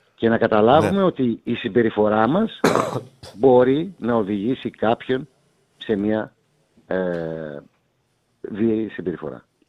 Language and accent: Greek; Greece; όταν εγώ πήγα πρώτη φορά ως Έλληνας διαιτητής